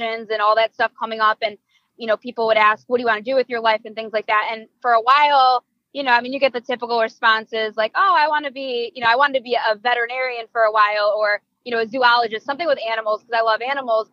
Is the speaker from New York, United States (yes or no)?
yes; Hamburg, New York, United States; All the way from kindergarten through 12th grade, I was throughout the Hamburg school district